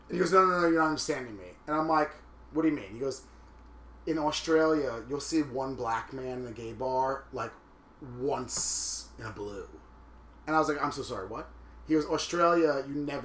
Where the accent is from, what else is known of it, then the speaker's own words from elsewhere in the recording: Long Island, New York, United States; now in New York City, United States; growing up in Long Island, which is a little bit more, you know, even Long Island white. Like, I moved right into the city when I was a fucking 20-year-old homo